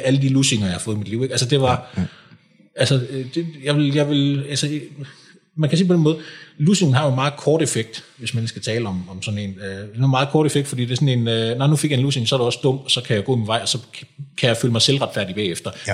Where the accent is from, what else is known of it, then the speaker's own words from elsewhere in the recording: Kolding, Southern Denmark, Denmark; also born or lived in Frederiksberg; now in Lyngby, Denmark; jeg kommer oprindeligt fra, fra Kolding